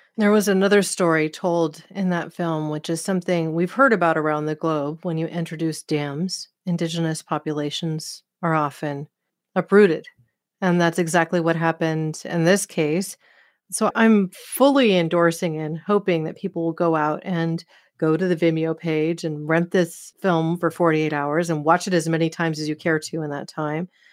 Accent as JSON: {"language": "English", "region": "Oregon", "country": "United States", "said": "from Hood River, Oregon, my home state"}